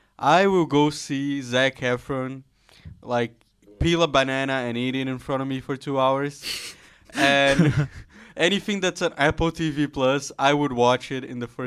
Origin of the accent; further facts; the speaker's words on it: Brazil; moved away; I'm actually from Brazil